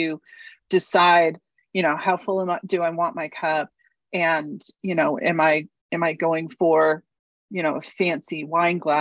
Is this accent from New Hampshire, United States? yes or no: yes; New Hampshire, United States; also born or lived in Houston; now in Mississippi, United States; I grew up in New Hampshire